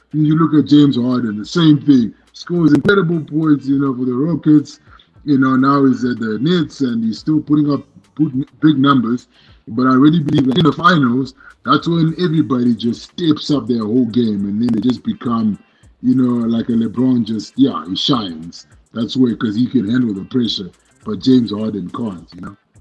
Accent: Zimbabwe; where I was born and raised in Zimbabwe

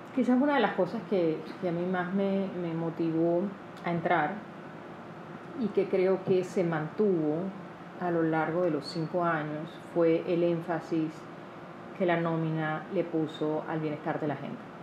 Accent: Panama

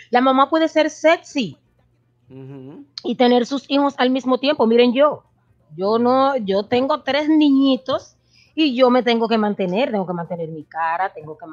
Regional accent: Dominican Republic; now in United States; como decimos los dominicanos

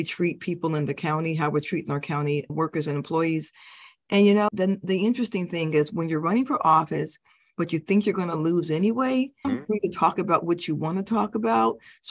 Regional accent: Denver, Colorado, United States; also born or lived in Stuttgart, Germany; I was born in Stuttgart, Germany, but we lived quite a few places before we finally settled in Denver, Colorado.

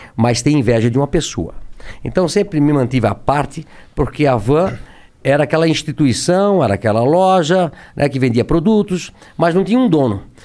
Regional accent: Brusque, Santa Catarina, Brazil; Eu nasci em Brusque, é, Santa Catarina, uma cidade pequena hoje

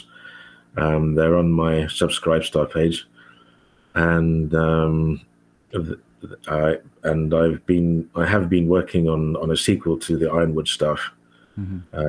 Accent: South Africa; accent: Australo-African; moved away as an adult; now in London, United Kingdom; I grew up in South Africa, spent I've spent nearly half of my life in London, where I have a family

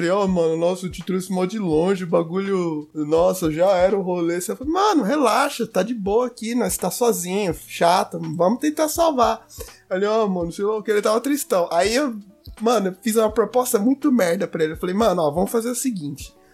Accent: Brazil; Mas a gente é brasileiro, cara, a gente não desiste.

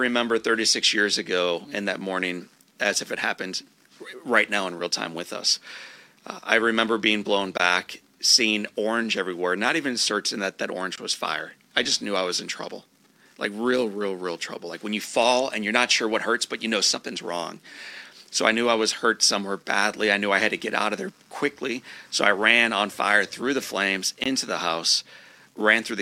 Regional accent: St. Louis County, Missouri, United States; I grew up in St. Louis County.

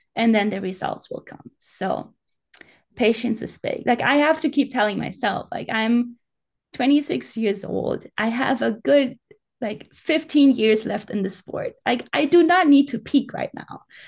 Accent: Bavaria, Germany; English is a second language; moved away as an adult; I grew up in the mountains. I grew up in the Alps

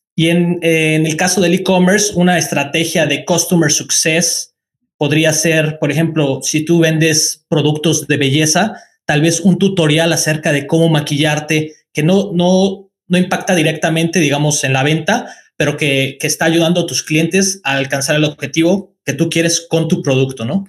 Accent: Mexico; moved away as an adult; also born or lived in China; now in Nantes, France; yo soy de México

